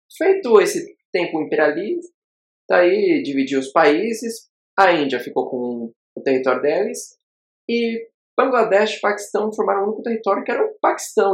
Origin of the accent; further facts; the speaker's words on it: interior of Rio Grande do Sul, Brazil; now in Dubai, United Arab Emirates; um jovem, ex-jovem do interior gaúcho, que agora habita. Está aqui em Dubai